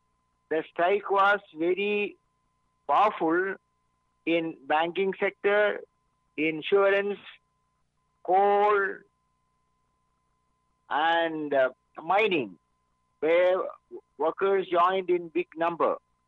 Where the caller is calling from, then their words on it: Mumbai, Maharashtra, India; I'm speaking from Mumbai.